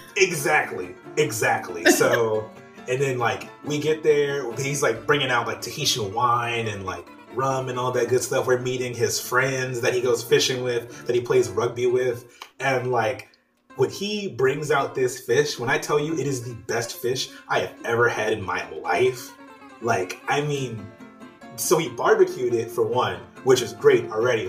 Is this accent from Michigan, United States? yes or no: no; New Orleans, Louisiana, United States; Growing up in New Orleans